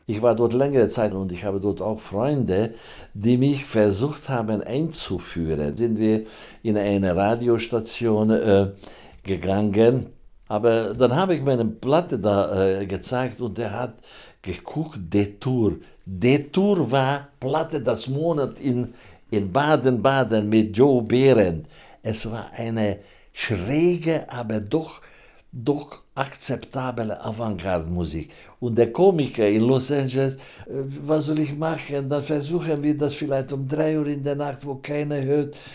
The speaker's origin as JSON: {"language": "German", "country": "Hungary", "second_language": "German", "moved": "yes", "lives_now": "Germany", "said": "Ich komme aus Ungarn"}